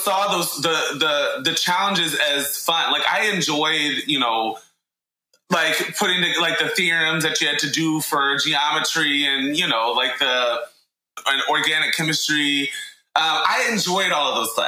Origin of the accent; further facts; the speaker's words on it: Indianapolis, Indiana, United States; also born or lived in Stanford, California / Connecticut; now in Providence, United States; I am from Indianapolis, Indiana, originally